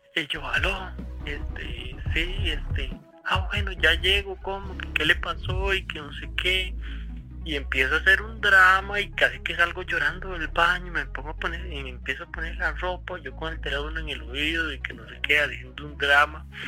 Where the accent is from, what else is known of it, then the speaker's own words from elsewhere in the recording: Cartago, Costa Rica; nosotros somos de Cartago